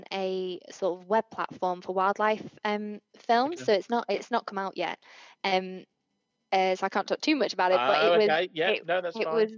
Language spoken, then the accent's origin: English; Wakefield, Yorkshire and the Humber, United Kingdom; moved away as an adult; also born or lived in Cornwall; my hometown of Wakefield